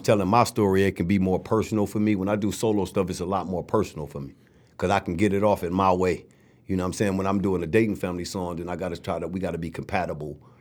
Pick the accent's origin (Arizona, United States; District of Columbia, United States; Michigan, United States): Michigan, United States; Flint; also born or lived in Ann Arbor; Flint was a, was a beautiful place to grow up